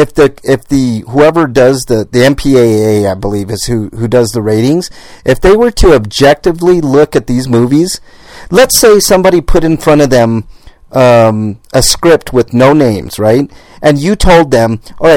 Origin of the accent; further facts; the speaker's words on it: Denver, Colorado, United States; I was born and raised in Denver, and it's, like, ingrained here